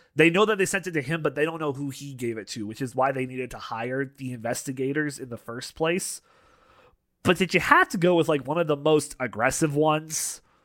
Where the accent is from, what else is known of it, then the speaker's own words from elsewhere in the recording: Canada; we're both Canadian here.